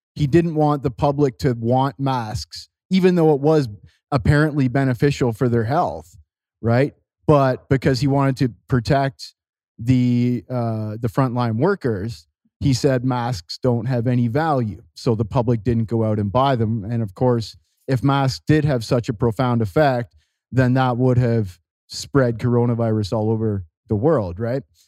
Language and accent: English; Canada; now in Costa Rica; I'm, uh, I'm a Canadian. I live in Costa Rica